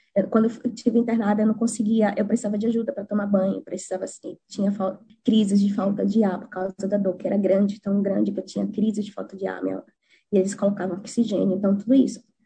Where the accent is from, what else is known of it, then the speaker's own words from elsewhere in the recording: Maceió, Alagoas, Brazil; moved away as an adult; now in New Zealand; eu nunca pensei em sair da minha terra de Maceió